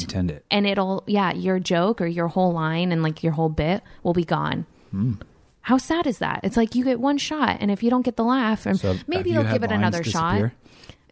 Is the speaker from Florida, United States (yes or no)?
no; the Valley, California, United States; I grew up in the valley